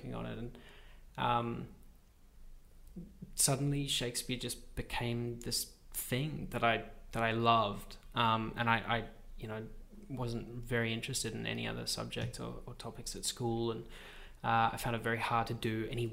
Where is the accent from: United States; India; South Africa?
South Africa; Pietermaritzburg, KwaZulu-Natal; now in Sydney, Australia; I grew up in South Africa in a little agricultural town called Pietermaritzburg or Umgungundlovu.